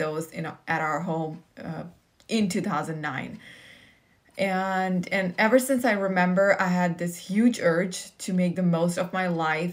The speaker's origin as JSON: {"language": "English", "town": "Riyadh", "region": "Riyadh Province", "country": "Saudi Arabia", "tie": "born or raised there", "said": "I grew up in the capital city of Saudi Arabia, which is Riyadh"}